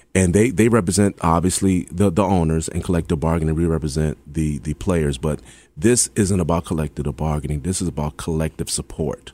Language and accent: English; Hampton, Virginia, United States; I'm from Hampton